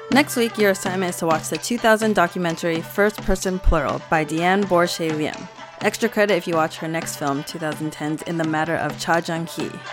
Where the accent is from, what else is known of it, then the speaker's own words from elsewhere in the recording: United States; I'm Asian American